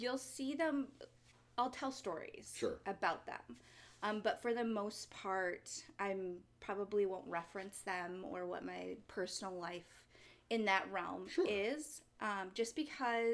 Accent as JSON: {"language": "English", "town": "Minneapolis", "region": "Minnesota", "country": "United States", "tie": "born or raised there", "also_born_or_lived": "Arizona", "moved": "yes", "lives_now": "Cleveland, United States", "said": "I'm originally from the Twin Cities, so also a little bit of a city girl."}